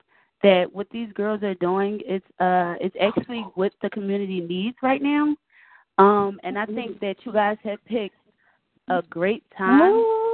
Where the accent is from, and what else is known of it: Philadelphia, Pennsylvania, United States; now in Decatur, United States